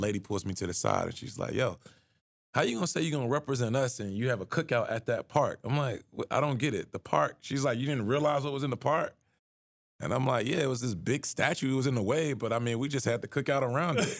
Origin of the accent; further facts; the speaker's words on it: Atlanta, Georgia, United States; moved away as an adult; now in Charlottesville, United States; where I grew up in Atlanta